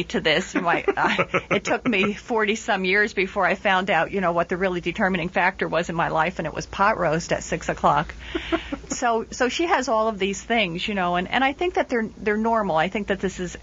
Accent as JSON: {"language": "English", "town": "Trenton", "region": "New Jersey", "country": "United States", "said": "I'm writing this from New Jersey and from Trenton, New Jersey, and from my own background, there are a lot of ethnic names"}